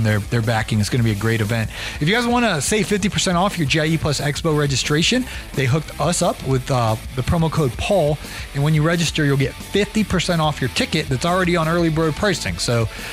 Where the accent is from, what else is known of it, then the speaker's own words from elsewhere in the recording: Canton, Ohio, United States; now in Atlanta, United States; growing up in Canton, Ohio